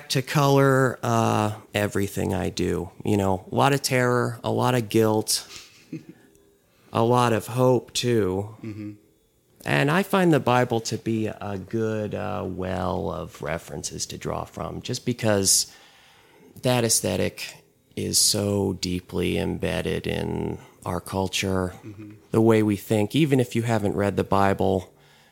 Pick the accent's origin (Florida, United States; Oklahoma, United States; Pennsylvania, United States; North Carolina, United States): North Carolina, United States; I am from North Carolina.